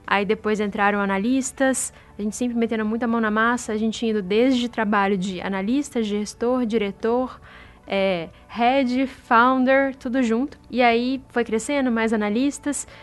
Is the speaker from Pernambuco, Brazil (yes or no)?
no; interior of Minas Gerais, Brazil; moved away as an adult; now in São Paulo, Brazil; eu sou do interior de Minas